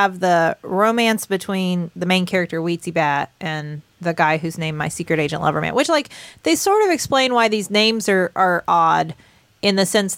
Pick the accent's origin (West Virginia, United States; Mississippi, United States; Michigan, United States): West Virginia, United States; we grew up here in West Virginia